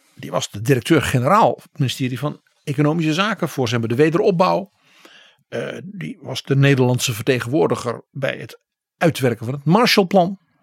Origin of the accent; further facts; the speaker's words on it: Netherlands; als Nederlander